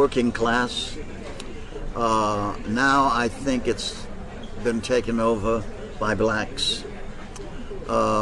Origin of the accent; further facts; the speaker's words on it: Queens and Valley Stream, Long Island, New York, United States; also born or lived in Brooklyn, New York; My folks were anxious to move out to Long Island